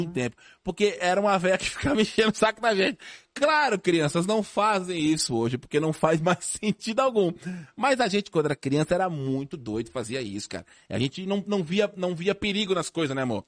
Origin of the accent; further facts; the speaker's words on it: São Paulo, Brazil; Lá na, na minha rua, lá no Tatuapé, eu, eu nasci no Tatuapé ali